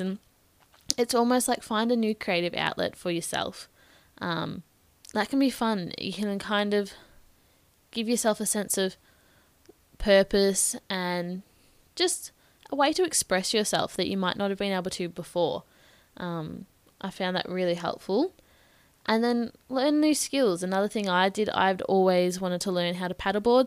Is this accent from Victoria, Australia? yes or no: yes; Bendigo, Victoria, Australia; I'm from Bendigo in Victoria, so opposite side of the country.